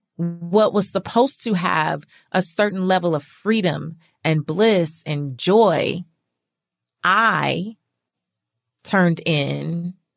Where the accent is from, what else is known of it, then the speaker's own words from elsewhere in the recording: California, United States; moved away as an adult; now in Atlanta, United States; I'm from California